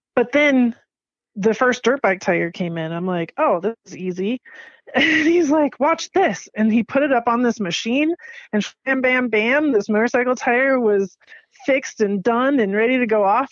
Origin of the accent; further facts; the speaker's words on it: Palo Alto, California, United States; I was born and raised in Palo Alto, California, which is in the Bay Area by San Francisco area